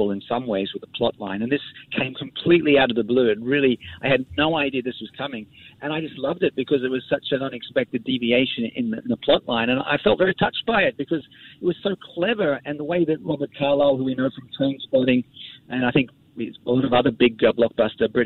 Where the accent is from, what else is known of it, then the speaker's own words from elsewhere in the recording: Australia; moved away; my childhood, enjoying the … in real time, growing up in Australia